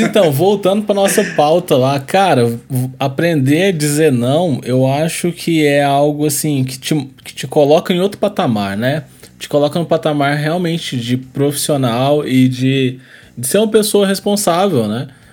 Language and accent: Portuguese; Brazil; a nossa cultura, né, como brasileiro